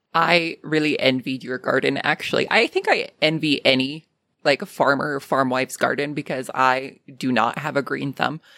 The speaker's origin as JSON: {"language": "English", "country": "Canada", "accent": "Canadian", "said": "my Canadian accent"}